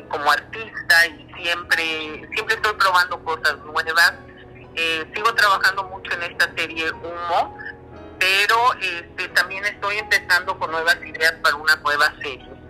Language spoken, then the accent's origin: Spanish; Mexico City, Mexico; moved away as an adult; now in Vancouver, Canada; Yo soy de México, de, la Ciudad de México